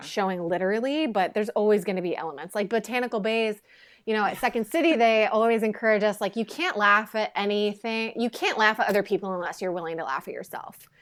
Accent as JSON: {"language": "English", "town": "Quincy", "region": "Illinois", "country": "United States", "tie": "born or raised there", "moved": "as an adult", "lives_now": "Los Angeles, United States", "said": "Quincy is, uh, my hometown, Quincy, Illinois"}